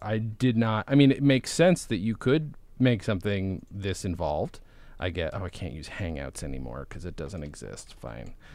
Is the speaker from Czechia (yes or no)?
no; Canada; I'm from Canada.